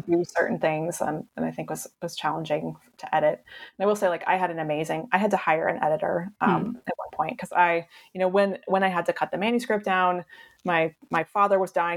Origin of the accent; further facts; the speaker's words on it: Cheyenne, Wyoming, United States; moved away; where I grew up in Cheyenne Wyoming which is like a dump